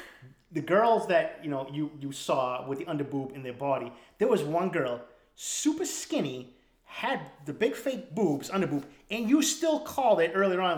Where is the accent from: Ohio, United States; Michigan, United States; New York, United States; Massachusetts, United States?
Massachusetts, United States; Boston; the kids I grew up in East Boston, where all your parents did time, parents were locked away.